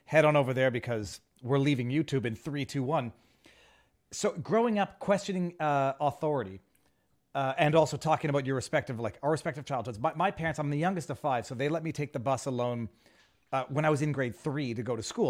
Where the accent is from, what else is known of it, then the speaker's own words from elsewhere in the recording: Canada; I'm Canadian